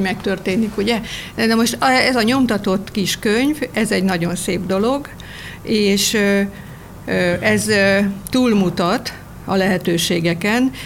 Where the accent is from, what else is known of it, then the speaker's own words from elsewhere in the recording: Nádasladány, Fejér, Hungary; Én ott születtem, ott gyakran vagyok ott